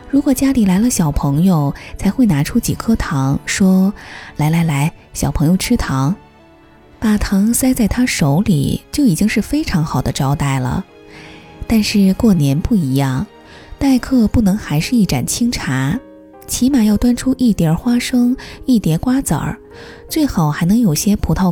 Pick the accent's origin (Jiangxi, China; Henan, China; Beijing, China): Beijing, China; also born or lived in Zhuzhou / Nanchang; 我大部分的童年是在株洲和北京度过的。文革中期，我出生于江西南昌。一九七六年底，我跟随父亲移居北京。我对江西的地域感受并不强，不会说江西话。